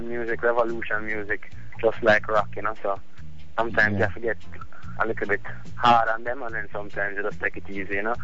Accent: Jamaica; we're Jamaican

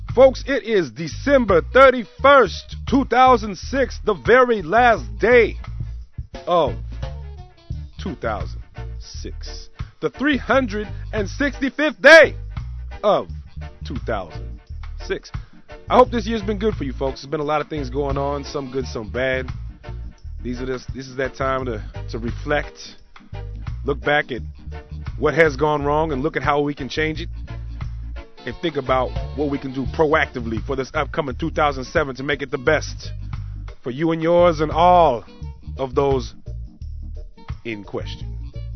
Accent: Oakland, California, United States; born and raised in Oakland, California

